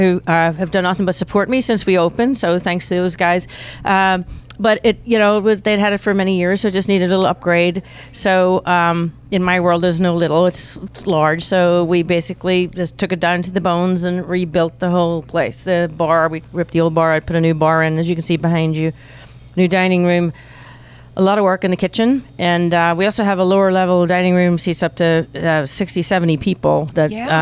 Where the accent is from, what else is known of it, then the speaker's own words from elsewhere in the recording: Northern Ireland, United Kingdom; now in Pittsburgh, United States; I was raised in Northern Ireland, is where I was born and raised, and born bred and buttered